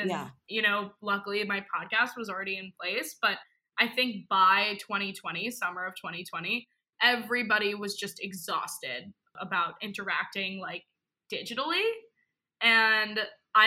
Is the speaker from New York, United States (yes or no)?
yes; New York, United States; I'm from New York, born and raised